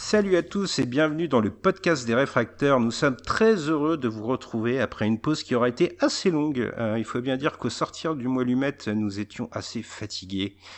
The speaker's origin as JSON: {"language": "French", "town": "Verdun", "region": "Grand Est", "country": "France", "said": "je suis de Verdun"}